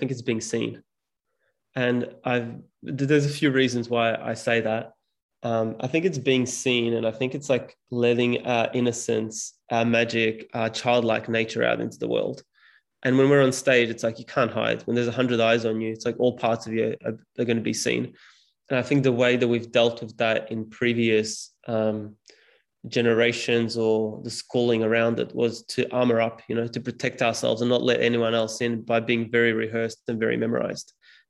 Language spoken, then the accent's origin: English; Serbia; first language Serbian; English is a second language; When I speak Serbian, which is my mother tongue, I still stutter.